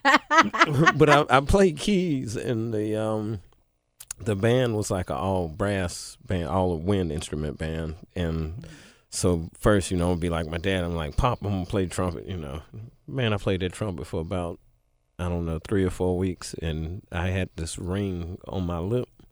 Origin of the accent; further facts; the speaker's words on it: Memphis, Tennessee, United States; spent the rest of my childhood in East Memphis